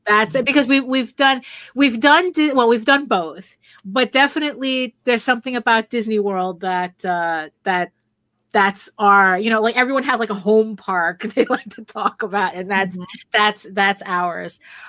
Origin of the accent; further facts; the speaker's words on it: Valencia, Valencian Community, Spain; moved away; also born or lived in New York; go back to Spain, to my hometown. It's a small city. It's Valencia.